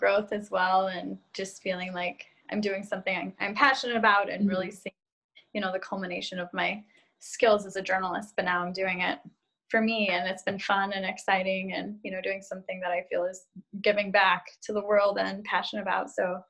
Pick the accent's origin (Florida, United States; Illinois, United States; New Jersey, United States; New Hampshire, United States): Illinois, United States; Chicago; because I was raised up north in Chicago, which is not north